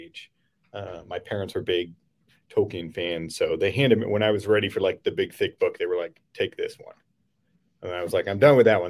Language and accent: English; St. Louis, Missouri, United States; also born or lived in Central Ohio; now in Ohio, United States; I grew up in St. Louis, and now I live in Central Ohio